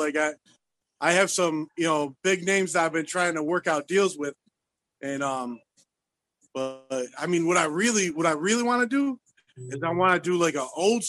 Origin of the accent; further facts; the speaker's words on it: East Coast, United States; I know I'm from the East Coast